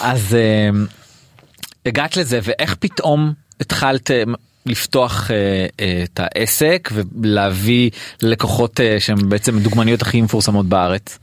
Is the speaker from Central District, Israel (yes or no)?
no; Haifa, Haifa District, Israel; also born or lived in Atlit / Tel Aviv; גדלתי בדרך הים